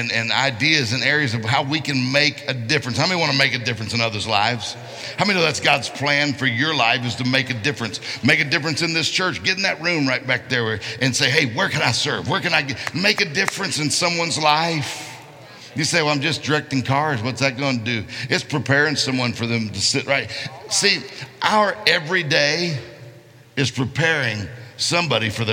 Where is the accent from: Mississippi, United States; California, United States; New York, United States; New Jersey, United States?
Mississippi, United States; I'm from Mississippi